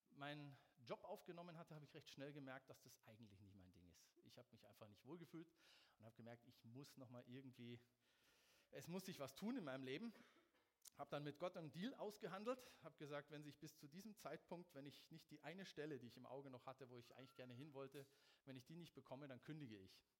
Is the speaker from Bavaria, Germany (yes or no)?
yes; Munich, Bavaria, Germany; Aber für mich war als Münchner Mannheim schon der absolute GAU.